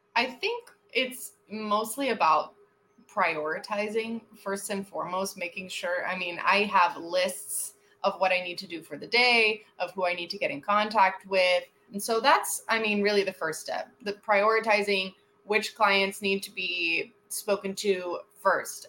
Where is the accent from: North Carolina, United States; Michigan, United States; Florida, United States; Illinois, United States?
Florida, United States; Miami; also born or lived in Fort Worth, Texas; I live in Miami. I'm born and raised in Miami.